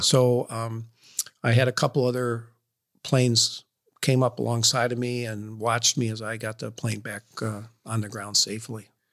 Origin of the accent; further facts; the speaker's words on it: Rochester, New York, United States; moved away as an adult; Rochester, New York.